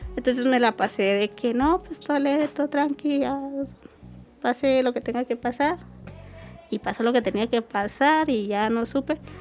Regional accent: Mesa de Arturo, Chihuahua, Mexico; moved away as an adult; yo vengo de un pueblo que se llama Mesa de Arturo.

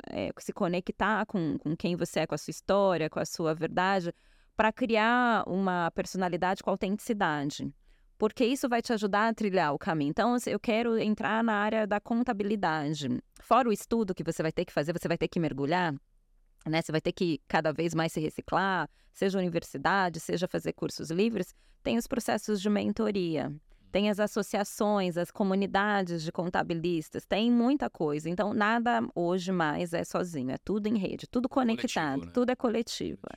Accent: Brazil

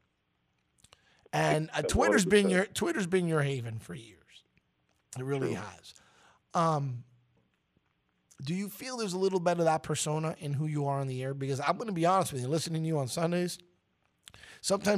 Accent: New York City, New York, United States; now in Miami, United States; my roots are the 212

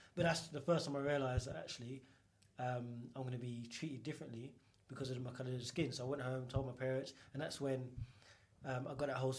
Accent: London, United Kingdom; I grew up in East London, in East Ham. I grew up around East Ham, Stratford, Canning Town. And it was quite diverse.

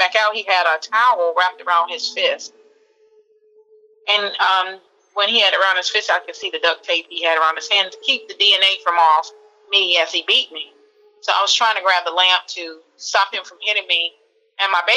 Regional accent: Alabama, United States; my hometown in Alabama

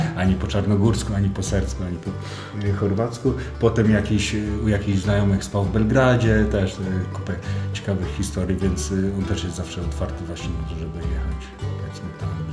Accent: Poland; jestem z Polski

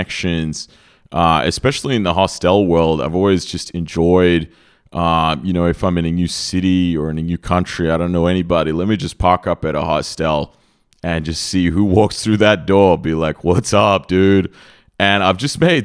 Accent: Australia; moved away as an adult; now in Serbia; I grew up in Australia. I spent a good 30 years of my life there

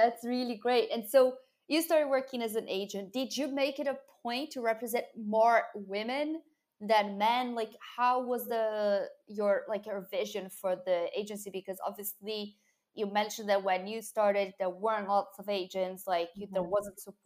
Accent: Brazil; I'm from Brazil

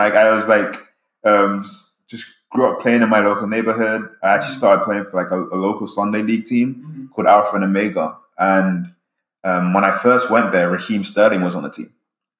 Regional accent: London, United Kingdom; now in California, United States; I grew up in London, England, okay? And where I'm from, football, soccer is life.

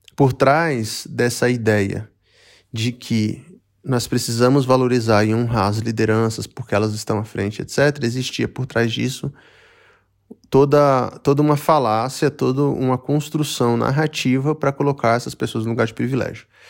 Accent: Brazil; Eu sou eu sou brasileiro

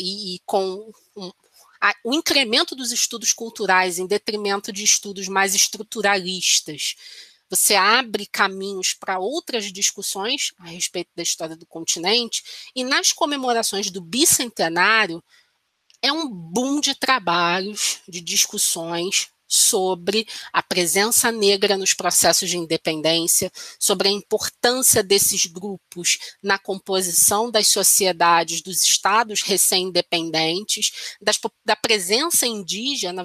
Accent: Brazil; eu, pelo menos como brasileira

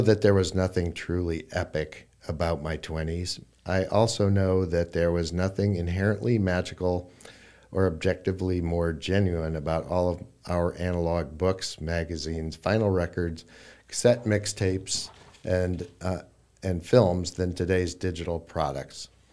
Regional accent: Iowa, United States; moved away as an adult; also born or lived in Brooklyn; I, I grew up in Iowa. Um, for people who don't know, Iowa City is, uh, a university town. Um, I grew up in a small town near there

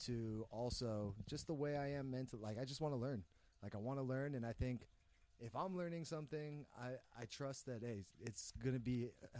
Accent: San Jose, California, United States; being mixed race, growing up in San Jose in America

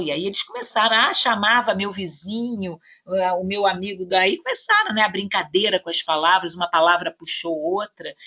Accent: Rio de Janeiro, Brazil; Nós, nós moramos no Rio de Janeiro, nós somos cariocas.

